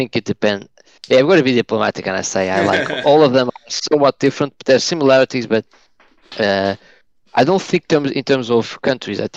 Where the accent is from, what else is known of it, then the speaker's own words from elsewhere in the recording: Portugal; moved away as an adult; now in United Kingdom; I'm originally from Portugal, but I've lived 8.5 years now in the UK.